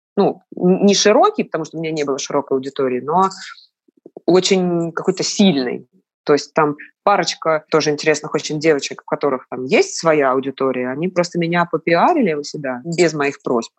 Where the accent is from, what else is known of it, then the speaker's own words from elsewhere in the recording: Moscow, Russia; я москвичка. Мой отец тоже москвич. Мама у меня родилась в Пятигорске. Вот. Но я себя как бы, ну, ощущаю полноценным таким московским детем